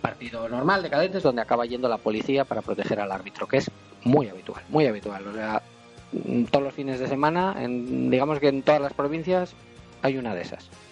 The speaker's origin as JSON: {"language": "Spanish", "town": "Vitoria-Gasteiz", "region": "Basque Country", "country": "Spain", "said": "nosotros somos de Vitoria"}